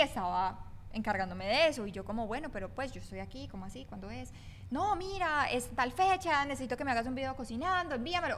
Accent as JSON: {"language": "Spanish", "country": "Colombia", "said": "yo por el lado eh, colombiano."}